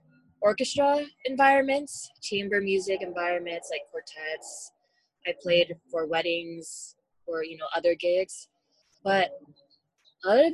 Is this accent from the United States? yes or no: yes; United States; I was born in the States, but my family is from South Korea.